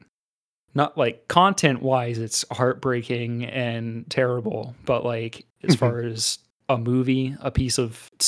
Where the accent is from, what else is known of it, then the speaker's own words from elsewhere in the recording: Daytona Beach, Florida, United States; we're from Daytona. I know for a fact Daytona's almost 50-50 white and black.